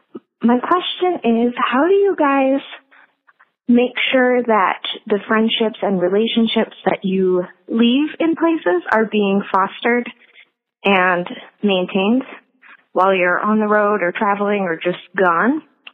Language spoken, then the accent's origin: English; San Diego, California, United States; moved away as an adult; now in Phoenix, United States; I am from San Diego, California, and I just moved to Phoenix about a month ago.